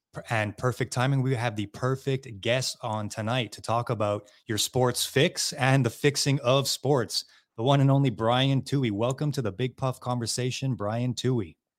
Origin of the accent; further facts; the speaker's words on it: just outside of Montreal, Quebec, Canada; we're from Quebec, Canada, right? Just outside of Montreal